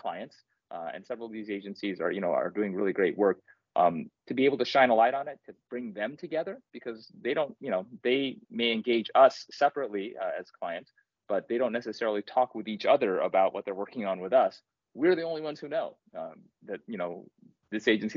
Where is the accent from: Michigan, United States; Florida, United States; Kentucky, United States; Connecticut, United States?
Kentucky, United States; I grew up in Kentucky